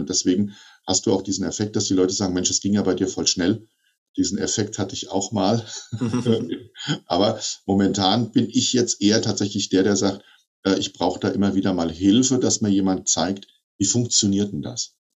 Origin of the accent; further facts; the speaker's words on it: Hesse, Germany; bei uns in Hessen